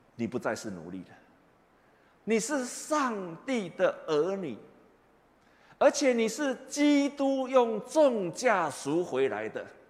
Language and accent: Chinese; Taiwan